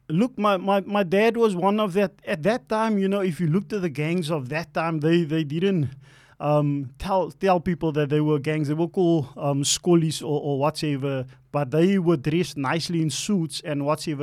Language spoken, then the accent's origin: English; Cape Town, Western Cape, South Africa; also born or lived in Elsies River; So I was born in Alsis and we moved, um, to Mitzels Plain. That's where I actually started growing up in Mitzels Plain